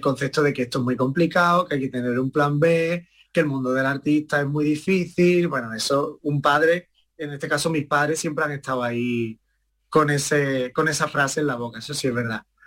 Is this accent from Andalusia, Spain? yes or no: yes; Estepona, Andalusia, Spain; mi madre me empezó a llevar a la escuela de Estepona, allí de mi pueblo